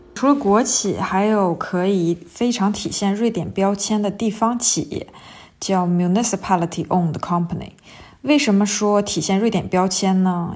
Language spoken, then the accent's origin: Chinese; China; 我们中国人